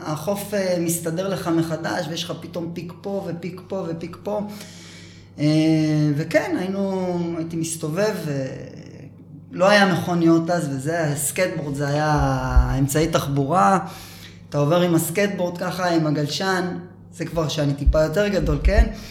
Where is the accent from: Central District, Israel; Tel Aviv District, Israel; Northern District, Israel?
Tel Aviv District, Israel; Holon; moved away as an adult; also born or lived in Herzliya; גדלתי בחולון, אה, עד כיתה ו'. כיתה ו' הגעתי להרצליה